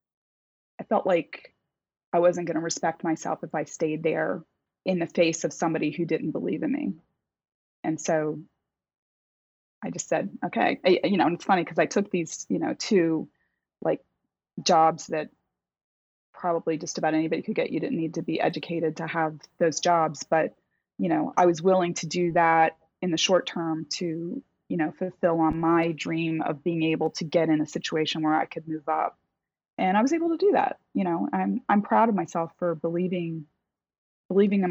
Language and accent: English; Delaware, United States; moved away as an adult; also born or lived in Virginia / Boston, Massachusetts; I grew up in Delaware